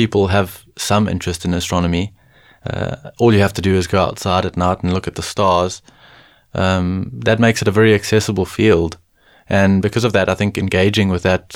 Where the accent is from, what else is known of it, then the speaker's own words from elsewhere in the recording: KwaZulu-Natal, South Africa; moved away as an adult; now in Cape Town, South Africa; I'm originally from KwaZulu-Natal